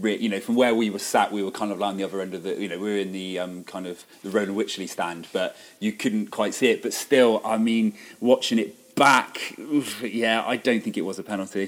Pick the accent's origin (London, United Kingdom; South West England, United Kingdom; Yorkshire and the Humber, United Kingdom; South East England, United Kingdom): South West England, United Kingdom; Bristol; moved away as an adult; now in Shrewsbury, United Kingdom; you could probably tell from my accent I'm not actually from these parts. I'm actually from Bristol